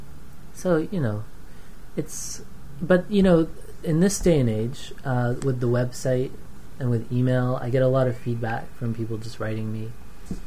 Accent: Fort McMurray, Alberta, Canada; also born or lived in Surrey, British Columbia; now in Vancouver, Canada; I was born in Alberta. Lived in Fort McMurray

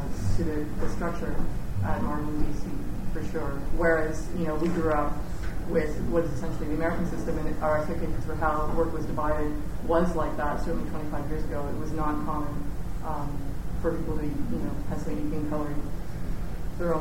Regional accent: Canada; being a Canadian

